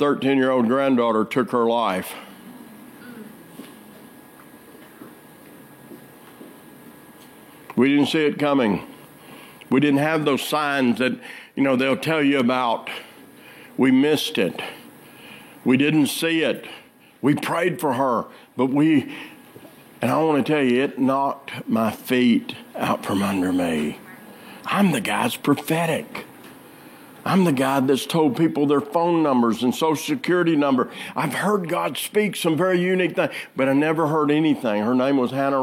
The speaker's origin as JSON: {"language": "English", "region": "Arkansas", "country": "United States", "said": "I'm from Arkansas"}